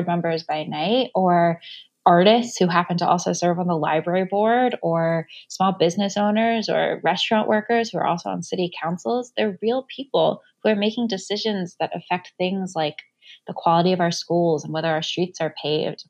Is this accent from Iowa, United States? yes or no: no; Virginia, United States; moved away as an adult; also born or lived in Chicago; I grew up in Virginia, went to school in Chicago